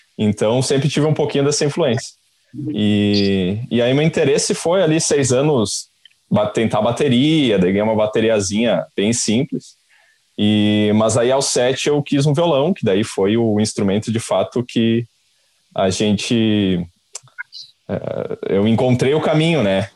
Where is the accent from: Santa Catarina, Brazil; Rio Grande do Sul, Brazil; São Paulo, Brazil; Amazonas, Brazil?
Rio Grande do Sul, Brazil; Caxias do Sul; also born or lived in Porto Alegre; eu sou de Caxias do Sul